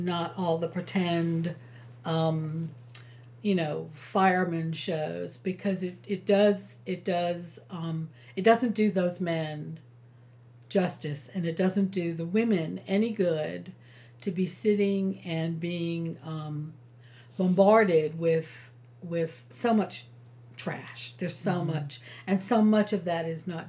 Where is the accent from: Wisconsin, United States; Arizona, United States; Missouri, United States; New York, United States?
New York, United States; now in South Carolina, United States; I was from New York